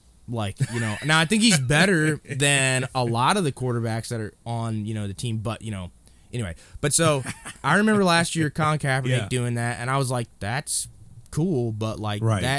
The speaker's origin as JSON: {"language": "English", "region": "Indiana", "country": "United States", "tie": "born or raised there", "said": "and that's because, you know, I grew up in Indiana when they were, you know, Peyton Manning, Marvin Harrison, Reggie James, Reggie Wayne."}